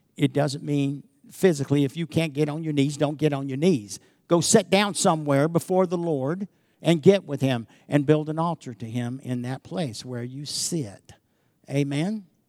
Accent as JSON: {"language": "English", "country": "United States", "tie": "born or raised there", "said": "I grew up in America that appreciated everything God did."}